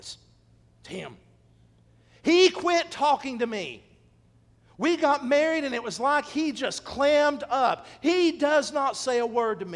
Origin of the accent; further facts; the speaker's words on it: Athens, United States; My hometown of Athens